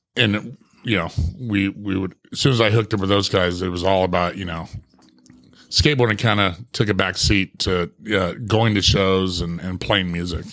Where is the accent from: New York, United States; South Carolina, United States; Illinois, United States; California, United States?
California, United States; Ramona; also born or lived in Santee, California; I was a young kid growing up in the Ramona Country Estates